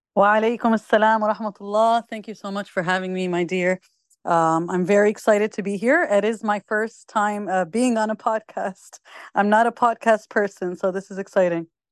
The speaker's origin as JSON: {"language": "English", "region": "New Jersey", "country": "United States", "tie": "born or raised there", "said": "I was born and raised in the United States, in the state of New Jersey"}